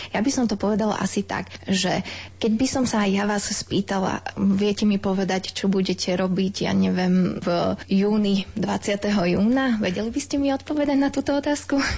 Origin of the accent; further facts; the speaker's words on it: eastern Slovakia, Slovakia; Ja som pôvodom z východu, u nás to funguje najmä na tom oblievaní